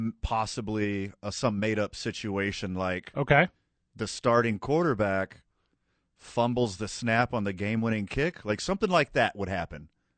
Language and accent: English; Carlsbad, New Mexico, United States; now in Albuquerque, United States; And I'm from Carlsbad. Carlsbad's 20 years.